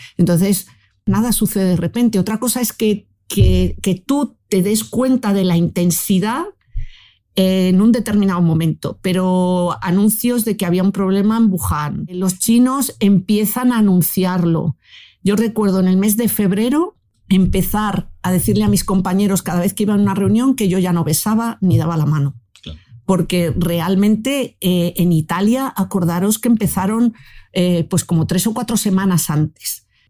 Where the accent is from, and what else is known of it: Spain